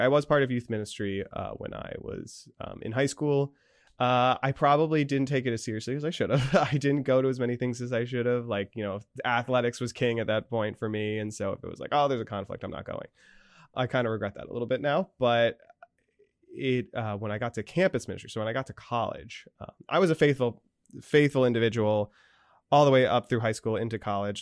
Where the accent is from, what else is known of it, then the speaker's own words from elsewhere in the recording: Danville, Pennsylvania, United States; moved away as an adult; also born or lived in Scranton, Pennsylvania; I grew up in Saint Joseph's in Danville